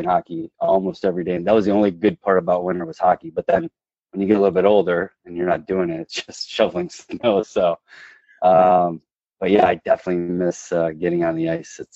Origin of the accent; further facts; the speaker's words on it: Michigan, United States; the favorite part has got to be summers. Uh, Michigan summers are amazing. We used to always go up north.